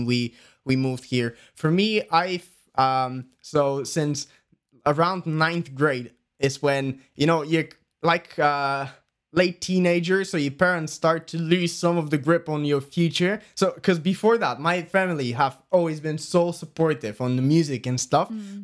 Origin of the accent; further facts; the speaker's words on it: Bulgaria; English is a second language; moved away as an adult; now in United Kingdom; we're from Bulgaria